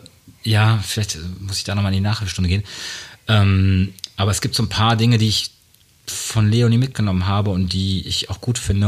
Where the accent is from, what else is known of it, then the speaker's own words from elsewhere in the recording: Münster, North Rhine-Westphalia, Germany; ich bin in Münster groß geworden, äh, da sagt man noch quasi, dass man so einen westfälischen Kopf hat